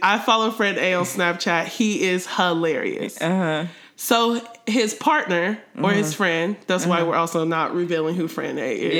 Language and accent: English; Columbus, Ohio, United States; I'm from straight up Columbus, mumbling mouth, Ohio, and I'm still here.